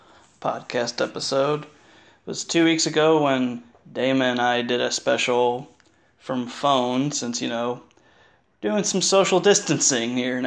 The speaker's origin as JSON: {"language": "English", "region": "Indiana", "country": "United States", "tie": "born or raised there"}